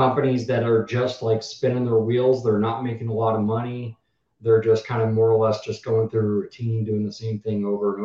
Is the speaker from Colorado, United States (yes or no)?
yes; Colorado, United States; moved away as an adult; also born or lived in Naples, Florida; Originally, I'm from Colorado